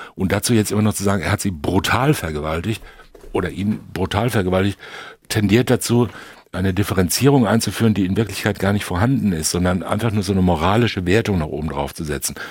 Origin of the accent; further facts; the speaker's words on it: Germany; wir sind ja aufgewachsen in Deutschland